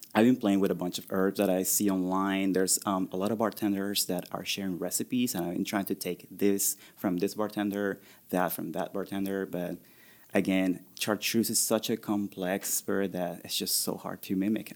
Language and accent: English; Venezuela; also born or lived in Orlando, Florida; now in Columbus, United States; I grew up in Venezuela, so rum is very big there